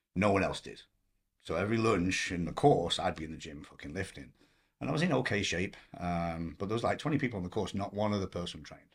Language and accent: English; Blackpool, North West England, United Kingdom; moved away as an adult; also born or lived in Manchester / Hong Kong; now in Los Angeles, United States; I grew up in Blackpool